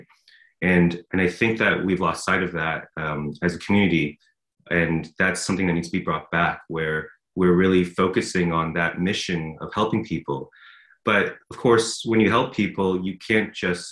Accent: Los Angeles, California, United States; moved away as an adult; also born or lived in Edinburgh, Scotland; now in Scotland, United Kingdom; I'm actually from Los Angeles, California

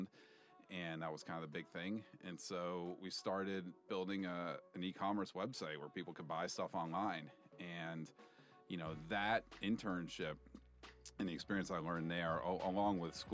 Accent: East Coast, United States; moved away as an adult; also born or lived in San Francisco; I grew up on the East Coast, went to school on the East Coast

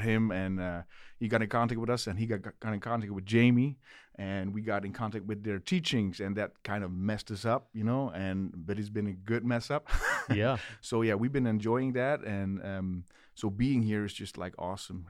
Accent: Netherlands; English is a second language; back home in Holland

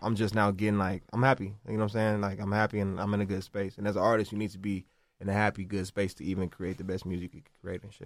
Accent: Los Angeles, California, United States; I'm from South Central

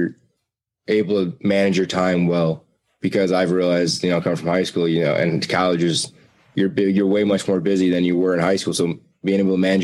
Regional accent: Braidwood, Illinois, United States; also born or lived in Joliet, Illinois; I was born in Joliet, Illinois, but I was raised in Braidwood

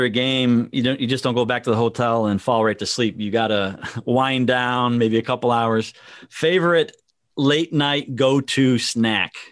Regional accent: Green Bay, Wisconsin, United States; I was born in Green Bay.

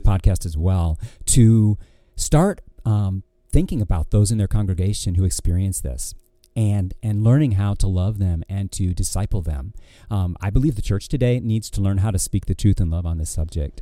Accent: Ortonville, Michigan, United States; also born or lived in Florida / California / Georgia; now in Virginia, United States; I grew up in a small town called Ortonville

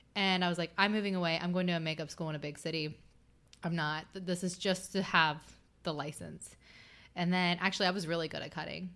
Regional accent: Chillicothe, Ohio, United States; I grew up in Southern Ohio, um, around the Chillicothe area

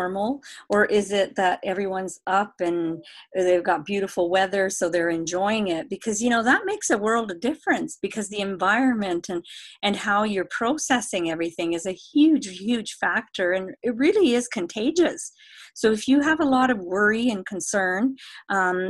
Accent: Vancouver, British Columbia, Canada; I'm from Vancouver, beautiful British Columbia.

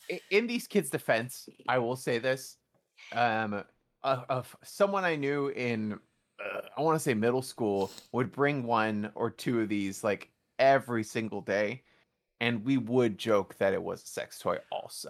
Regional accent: New York City, New York, United States; I grew up in New York City

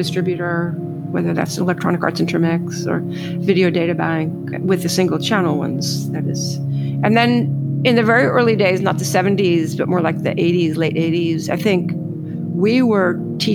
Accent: New York, United States; I'm from New York

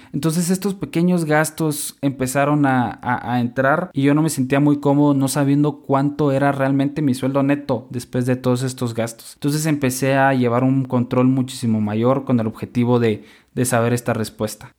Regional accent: Guatemala; also born or lived in Monterrey, Mexico; now in Mexico; soy guatemalteco

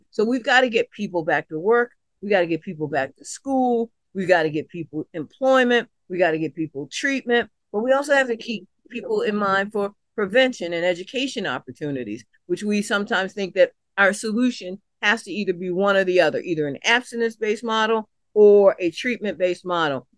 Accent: Washington, District of Columbia, United States; moved away as an adult; now in Lost River, Hardy County, West Virginia, United States; I'm a kid born and raised in Southeast D C

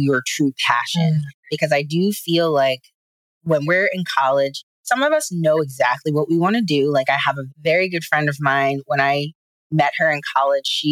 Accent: United States; being an American educator

